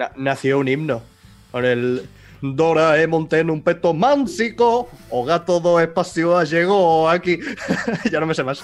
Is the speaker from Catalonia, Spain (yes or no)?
yes; Mataró, Catalonia, Spain; now in Girona, Spain; yo he nacido en Mataró, que está al lado de Barcelona, he crecido con catalán de Barcelona y me he venido a vivir al norte de Gerona